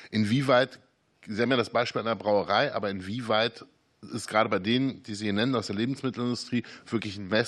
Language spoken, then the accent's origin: German; Witten, North Rhine-Westphalia, Germany; Sie kommen aus Witten oder Sie lehren in Witten, ich komme aus Witten.